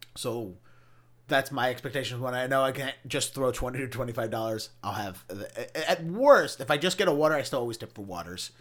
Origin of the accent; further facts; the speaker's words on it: Baltimore, Maryland, United States; moved away as an adult; now in Boston, United States; I grew up in Baltimore County